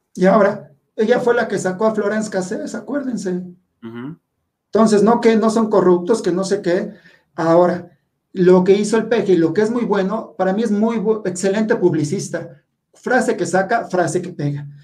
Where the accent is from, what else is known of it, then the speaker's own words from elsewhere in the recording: Mexico; todos los mexicanos estamos todos miedosos